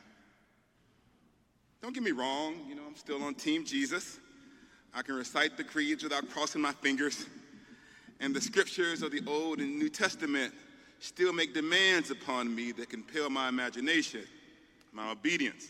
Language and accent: English; the South, Southern United States, United States; I'm a Southerner